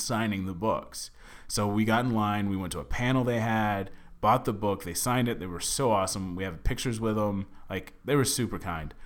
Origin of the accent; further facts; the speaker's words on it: Dallas, Texas, United States; moved away as an adult; now in Los Angeles, United States; I'm from Dallas. We eat really bad